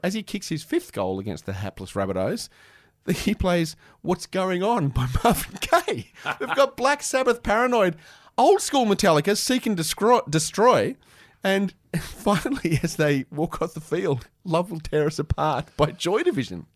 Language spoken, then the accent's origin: English; Canberra, Australian Capital Territory, Australia; growing up in Canberra, the only place to go to get your music was Impact Records.